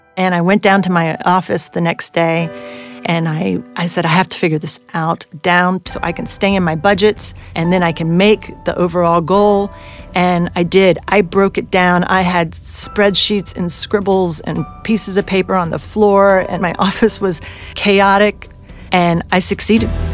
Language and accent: English; Bordeaux, Nouvelle-Aquitaine, France; moved away as an adult; now in United States; I am half French and I am half American. I grew up in Bordeaux